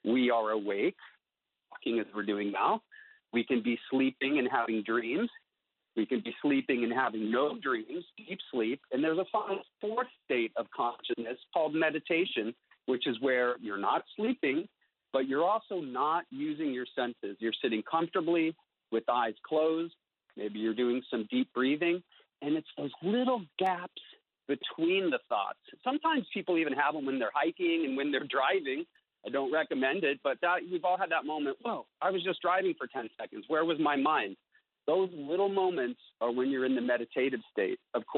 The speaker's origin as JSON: {"language": "English", "country": "India", "tie": "born or raised there", "also_born_or_lived": "San Francisco, United States", "said": "I was born in San Francisco. But at that point, we were living in the high Himalayas of northern India, and actually ended up having my 5th and 7th birthdays there"}